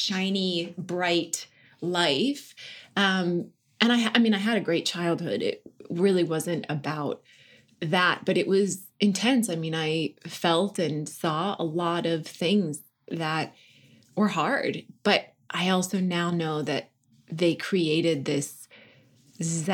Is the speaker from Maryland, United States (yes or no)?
no; North Dakota, United States; born or raised there; also born or lived in Washington, D.C.; now in Los Angeles, United States